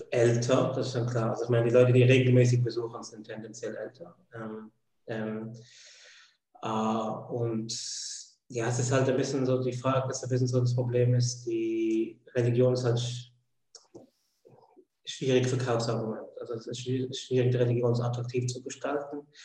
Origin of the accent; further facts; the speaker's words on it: Switzerland; ursprünglich bin ich Schweizer, wie man das am Akzent hört.